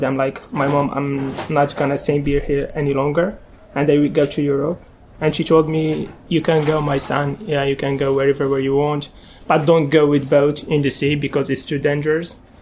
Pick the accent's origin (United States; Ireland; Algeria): Algeria; Skikda, Skikda Province; English is a second language; moved away as an adult; I am 23 years old. I'm from Algeria.